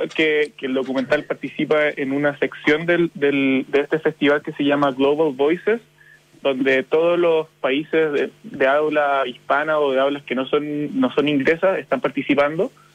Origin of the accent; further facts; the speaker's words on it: Chile; como chilenos